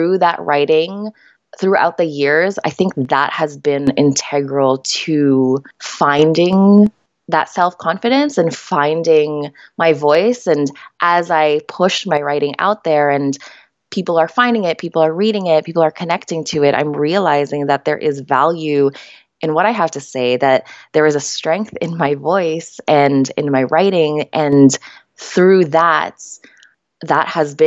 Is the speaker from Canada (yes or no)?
yes; Canada; also born or lived in Manila, Philippines; So I am Filipina Canadian. I was born in Manila, Philippines. I moved here to Canada when I was just 4 years old.